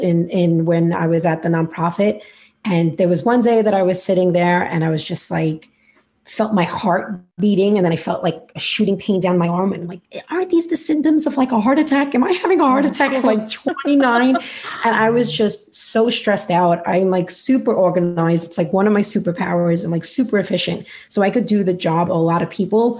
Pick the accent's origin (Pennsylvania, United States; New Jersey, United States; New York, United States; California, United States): New York, United States; New York City; accent: New York; if you cannot hear already from my accent or are wondering where it's from, I am in New York and in Brooklyn